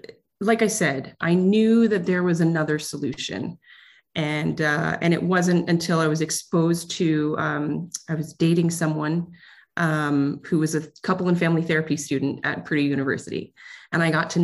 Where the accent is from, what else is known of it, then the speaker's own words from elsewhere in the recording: Ontario, Canada; I'm from Ontario, Canada.